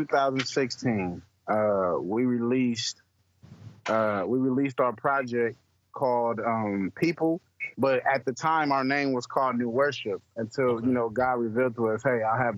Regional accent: Hartford, Connecticut, United States; also born or lived in Columbus, Ohio; now in Houston, United States; I'm originally from Hartford, Connecticut

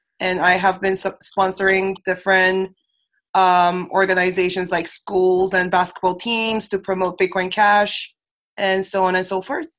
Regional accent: Manila, Metro Manila, Philippines; also born or lived in South Korea; I was also raised to be a traveler because I was raised in Manila, but I was born in Korea. Went to an international school. Went to the States for a school.

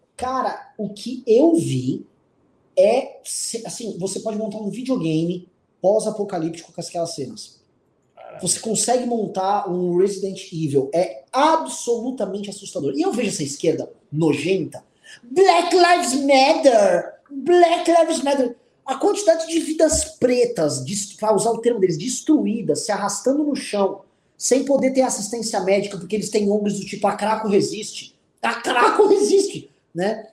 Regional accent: São Paulo, Brazil; Em São Paulo, aqui, a gente é de São Paulo

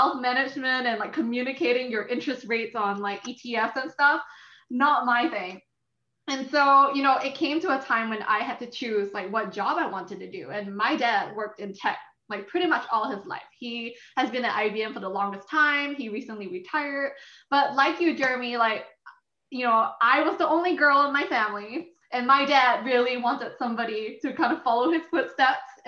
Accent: Singapore; I'm originally from Singapore.

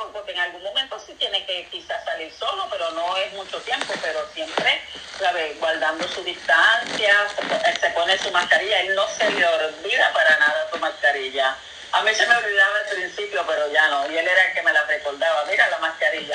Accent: Carolina, Puerto Rico; moved away as an adult; now in Fajardo, Puerto Rico; De Carolina, yo nací.

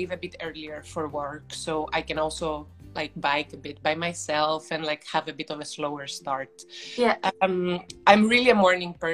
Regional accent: Athens, Attica, Greece; English is a second language; I'm originally from Greece, from mm-hmm. Athens. My mother is Dutch, but I was mm-hmm. raised quite

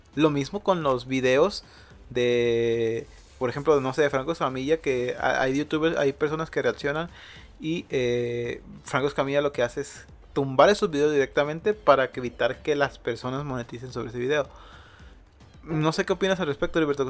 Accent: Mazatlán, Sinaloa, Mexico; yo soy de Mazatlán

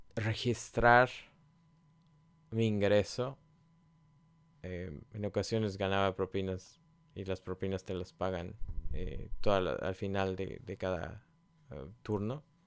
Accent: Mexico; moved away as an adult; todavía estaba en mi país, en México

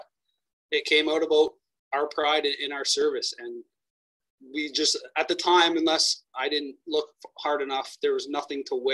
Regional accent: Windsor, Ontario, Canada; my hometown was hiring firefighters.

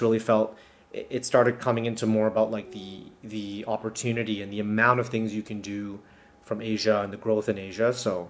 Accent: Calgary, Alberta, Canada; moved away as an adult; now in Hong Kong; Born in Hong Kong, and I moved to Canada at a very young age. So I grew up in Calgary

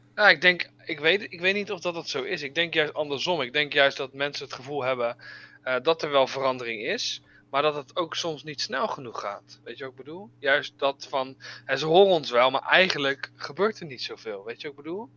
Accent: Netherlands; wij als Nederlanders

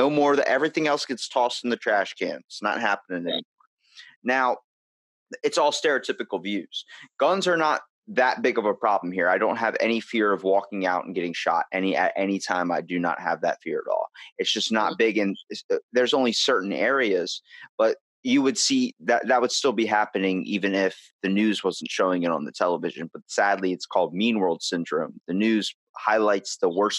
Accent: Ocean City, Maryland, United States; I'm from Ocean City. So we have the bay on one side and the ocean on the other.

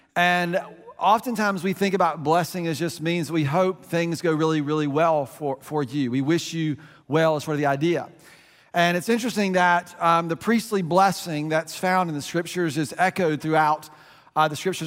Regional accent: United States; we're American

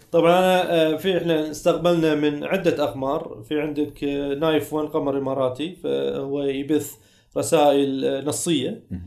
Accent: Kuwait; عندنا في الكويت

